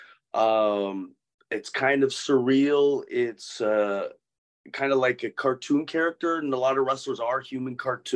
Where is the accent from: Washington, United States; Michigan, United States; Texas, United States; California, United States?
Washington, United States; also born or lived in Virginia; I grew up originally born in Virginia, but grew up in Washington State